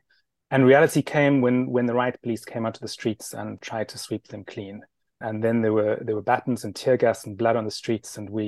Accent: Johannesburg, Gauteng, South Africa; I grew up in Johannesburg.

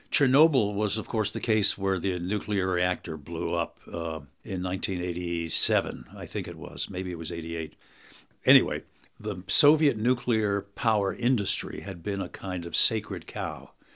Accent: United States; I'm an American professor

